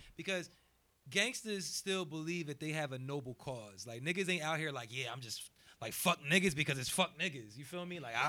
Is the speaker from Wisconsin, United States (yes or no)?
no; New Jersey, United States; I'm from Jersey.